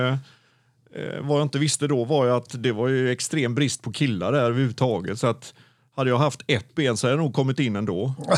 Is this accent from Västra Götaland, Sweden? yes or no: yes; Gothenburg, Västra Götaland, Sweden; also born or lived in Mölndal / Onsala / Stenkullen; jag är ju född i Göteborg och har aldrig egentligen gjort något annat än att ha hållit mig i Göteborg.